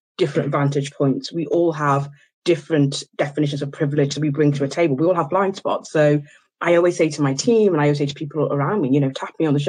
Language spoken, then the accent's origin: English; Liverpool, North West England, United Kingdom; also born or lived in Ghana / Oxford; I moved to the UK when I was three, and I was raised in a working class neighbourhood in Liverpool